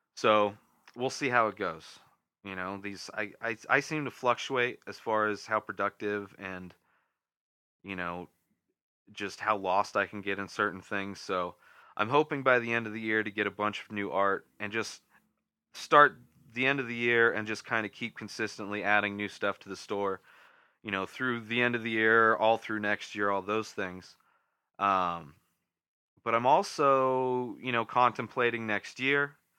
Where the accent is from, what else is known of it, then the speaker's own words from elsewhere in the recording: Southern California, United States; now in Denver, United States; Southern California is, is you know, I grew up there. So it's my back, it's my hometown, my home area